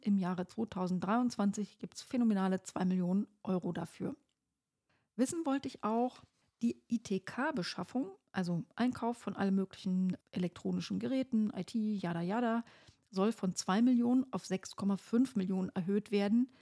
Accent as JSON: {"language": "German", "region": "Brandenburg", "country": "Germany", "said": "sag ich mal so als Brandenburgerin"}